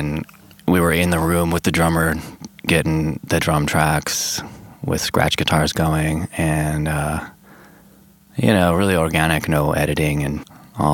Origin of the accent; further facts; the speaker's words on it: Oakland, California, United States; just a Bay Area thrash metal kid, teenager growing up in Oakland.